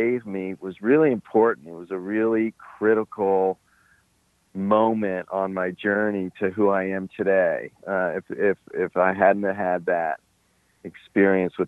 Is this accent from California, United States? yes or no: no; Washington, District of Columbia, United States; also born or lived in Alexandria, Virginia; we grew up in Washington, D.C.